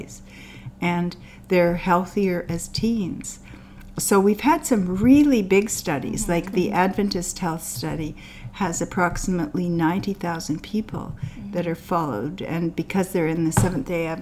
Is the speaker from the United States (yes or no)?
no; Canada; also born or lived in India / Kamloops; I'm Canadian